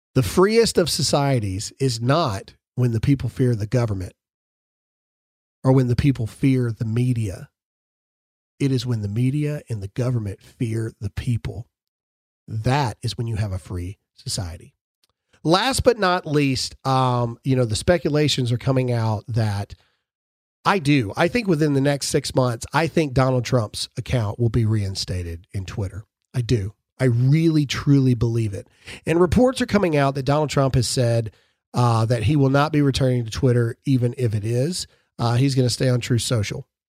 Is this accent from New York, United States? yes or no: no; Mississippi, United States; I'm from Mississippi